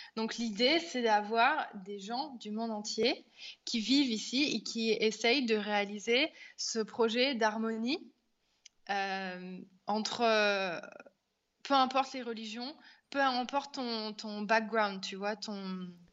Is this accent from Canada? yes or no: no; France; moved away as an adult; now in Auroville, India; quand on est français à l'étranger